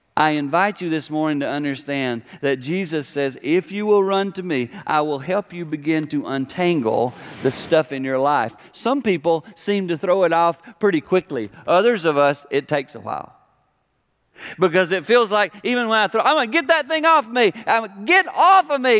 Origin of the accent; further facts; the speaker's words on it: South Carolina, United States; Growing up in South Carolina